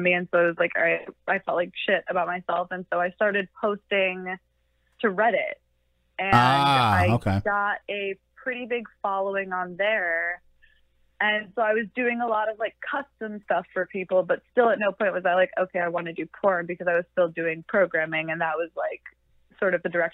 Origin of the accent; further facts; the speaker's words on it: Michigan, United States; moved away as an adult; also born or lived in Coral Springs, Florida; now in Florida, United States; I spent most of my life up in Michigan.